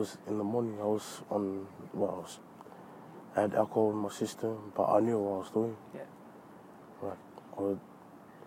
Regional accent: Sydney, New South Wales, Australia; also born or lived in New Zealand; even though I was born in New Zealand, I feel like, you know, Australia is my home, because this is where I grew up.

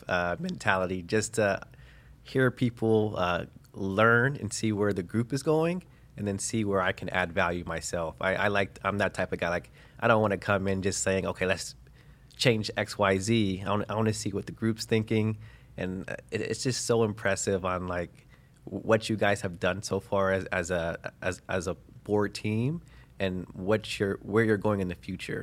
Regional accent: Cincinnati, Ohio, United States; born and raised in Cincinnati, Ohio

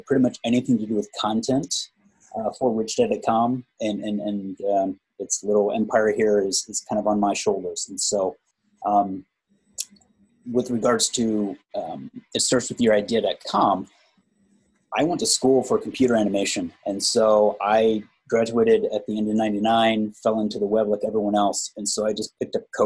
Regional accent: Indiana, United States; moved away as an adult; now in Phoenix, United States; I'm originally from Indiana, and I've been out here in Phoenix for about 12 years.

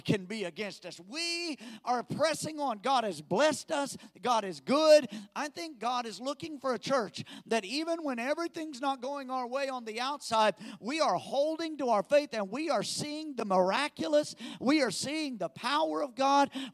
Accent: United States; as American Christians

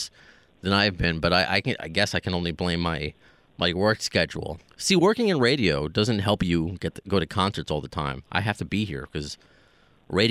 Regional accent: New York, United States; accent: New York; the New Yorkness comes out

